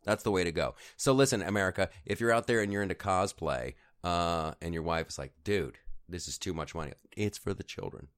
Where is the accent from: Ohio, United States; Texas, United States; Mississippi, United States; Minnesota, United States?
Ohio, United States; I grew up in Ohio.